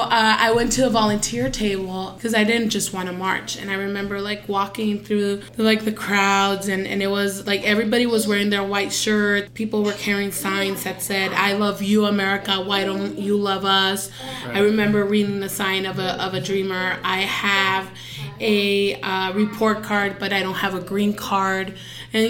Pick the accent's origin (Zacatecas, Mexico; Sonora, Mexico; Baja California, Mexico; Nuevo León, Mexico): Sonora, Mexico; Agua Prieta; also born or lived in Douglas, Arizona, United States; now in Phoenix, United States; I was born in Douglas, raised in Agua Prieta